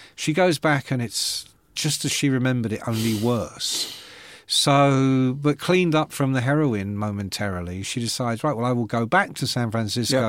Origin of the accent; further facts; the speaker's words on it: London, United Kingdom; I come from London, and, uh, my parents were not educated